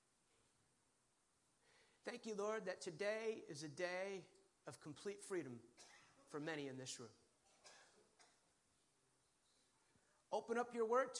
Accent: Bergen County, New Jersey, United States; now in North Carolina, United States; I grew up in Bergen County, went to Bergen Catholic High School, but now I live where God lives. I live in North Carolina

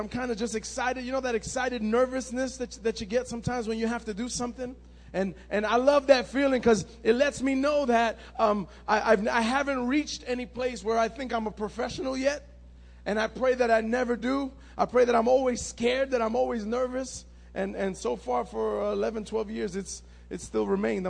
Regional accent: New York City, New York, United States; I grew up in Manhattan on 80

